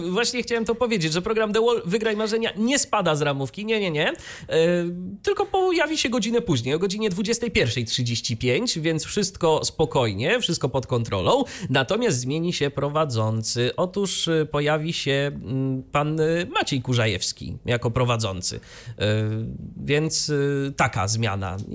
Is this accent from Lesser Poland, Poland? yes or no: no; Iława, Warmian-Masurian Voivodeship, Poland; ale tam w odcinku wigilijnym było nawiązanie do mojego rodzinnego miasta.